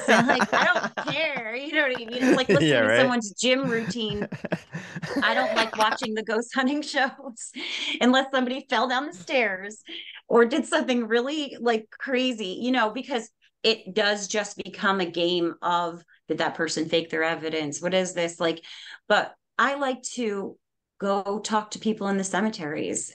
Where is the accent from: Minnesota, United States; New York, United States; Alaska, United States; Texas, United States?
New York, United States; I'm Native American. I was actually raised on a reservation.